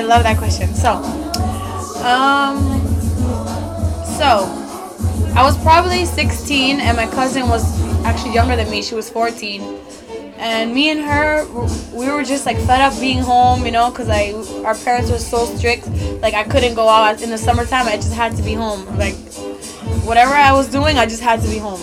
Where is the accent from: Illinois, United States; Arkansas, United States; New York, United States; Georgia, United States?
New York, United States; New York City